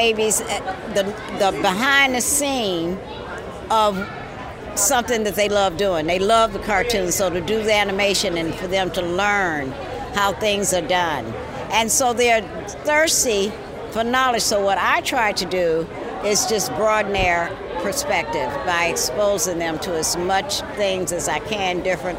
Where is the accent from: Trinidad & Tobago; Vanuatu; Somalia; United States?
United States; the South; now in San Francisco, United States; I grew up in the South, different environment